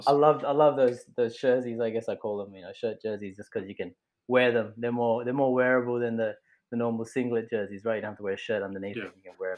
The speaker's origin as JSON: {"language": "English", "country": "Australia", "said": "we're Australian"}